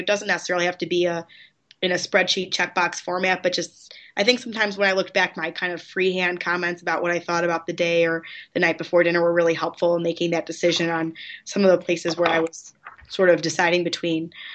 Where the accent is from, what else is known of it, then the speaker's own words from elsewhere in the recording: Chicago, Illinois, United States; I grew up in Chicago.